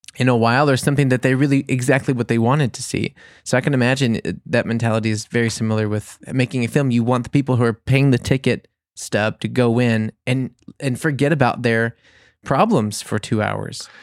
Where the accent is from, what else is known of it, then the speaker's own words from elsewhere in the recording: New Orleans, Louisiana, United States; now in Bavaria, Germany; I'm from New Orleans